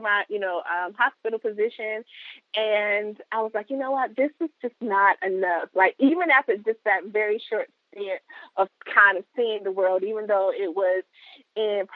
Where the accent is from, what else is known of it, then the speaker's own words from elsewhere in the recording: Chadbourn, North Carolina, United States; moved away as an adult; also born or lived in Raleigh, North Carolina; now in Texas, United States; I'm from Chapman, North Carolina.